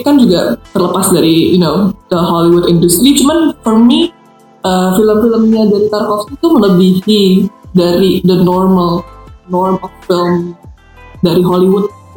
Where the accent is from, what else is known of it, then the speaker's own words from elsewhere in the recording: Depok, West Java, Indonesia; gue itu orang Depok